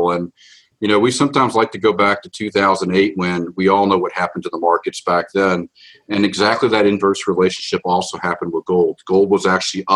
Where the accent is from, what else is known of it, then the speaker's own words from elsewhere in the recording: Atlanta, Georgia, United States; I grew up in Atlanta, Georgia, of all places.